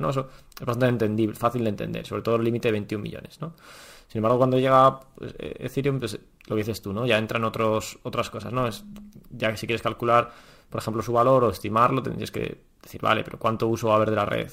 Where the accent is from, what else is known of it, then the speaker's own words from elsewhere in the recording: Spain; Nunca hemos vivido en un periodo de infracción enorme ni nada similar en, España